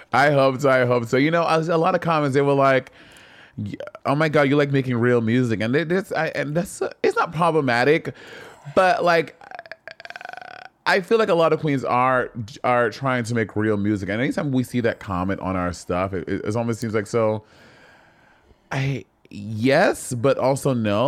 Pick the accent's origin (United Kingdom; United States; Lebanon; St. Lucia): St. Lucia; I grew up in Saint Lucia